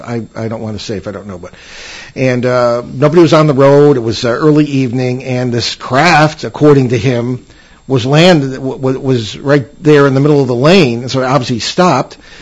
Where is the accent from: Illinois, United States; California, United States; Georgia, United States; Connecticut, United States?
Connecticut, United States; Central; I grew up in Central Connecticut, not too far north of where the Moodus Noises take place